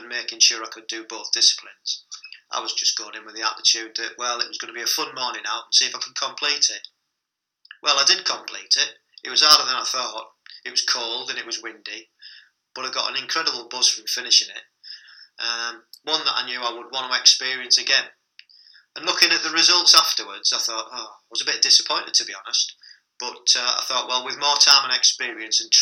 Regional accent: Stockton-on-Tees, North East England, United Kingdom; moved away; my hometown of Stockton

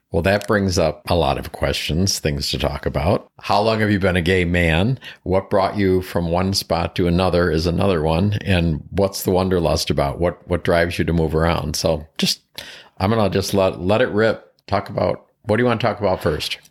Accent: East Coast, United States; moved away; also born or lived in Seattle; originally from the East Coast

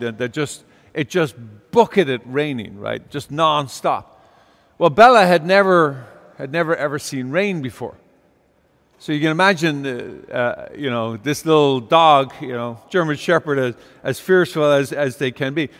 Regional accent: Ireland; now in California, United States; I grew up in Ireland

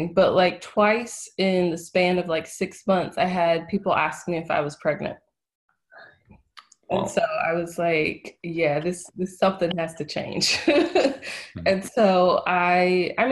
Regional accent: Ohio, United States; moved away as an adult; also born or lived in North Carolina; I am from Ohio. I lived in North Carolina for 7 years and then moved back to Ohio.

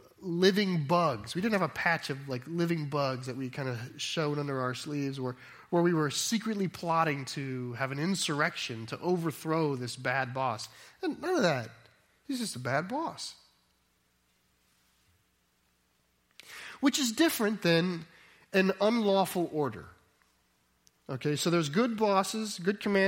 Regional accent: United States; we in America

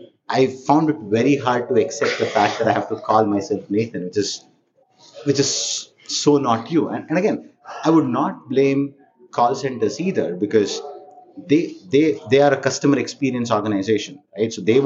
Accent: India; accent: Indian; moved away as an adult; now in United States; Yeah, again, born and raised in India, engineer by background.

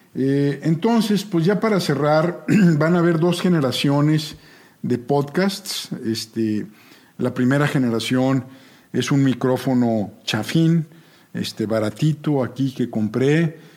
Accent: Monterrey, Nuevo León, Mexico; yo nací en Monterrey, soy el mayor de una familia de comerciantes

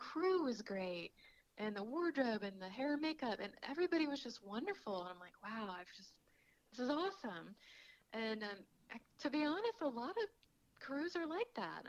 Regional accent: Kentucky, United States; So for me, that's actually hard because I grew up in Kentucky eating fried food and pork chops and mashed potatoes

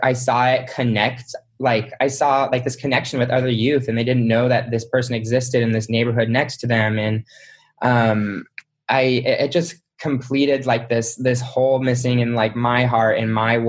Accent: Utah, United States; moved away as an adult; now in Los Angeles, United States; I grew up in Utah. I grew up LDS.

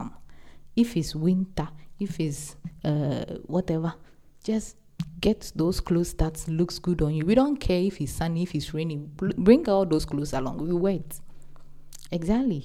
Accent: Ghana; I'm an African, I'm from Ghana

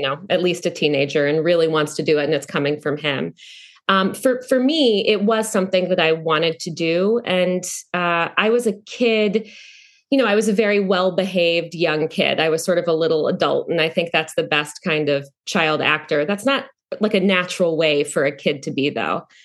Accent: North Carolina, United States; moved away; also born or lived in New York; I came from North Carolina

